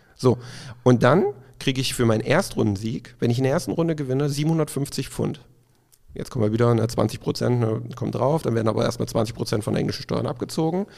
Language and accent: German; Dessau, Saxony-Anhalt, Germany; moved away as an adult; also born or lived in Leipzig; now in Cologne, Germany; ich komme ja gebürtig aus dem Osten, aus Sachsen-Anhalt. Bis äh, ich 18 war, glaube ich, in Dessau gelebt.